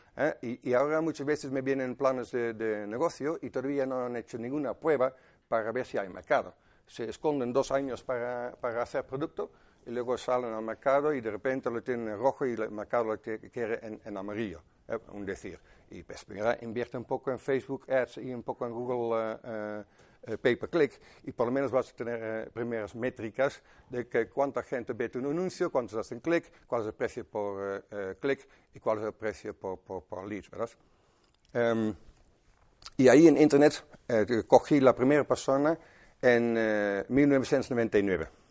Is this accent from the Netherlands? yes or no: yes; Netherlands; Spanish is a second language; moved away; Soy holandés, de 57 años